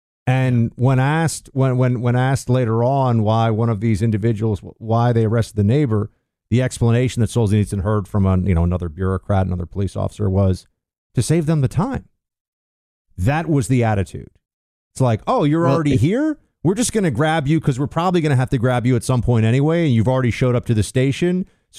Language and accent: English; New York, United States; moved away; this was the part of it that really rocked me as a New Yorker. It's why I'm no longer a New Yorker.